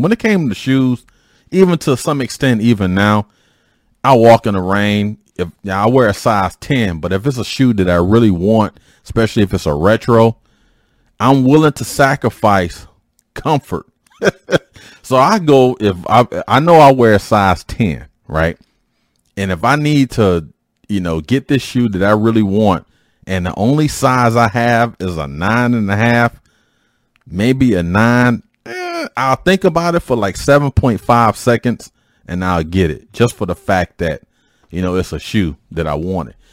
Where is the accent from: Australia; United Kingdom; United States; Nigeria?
United States; Detroit, Michigan; as a youth growing up in Detroit